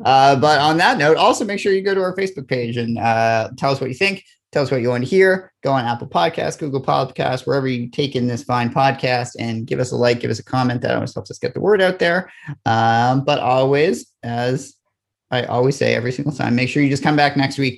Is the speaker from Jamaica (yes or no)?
no; Toronto, Ontario, Canada; now in Vancouver, Canada; like I grew up in Toronto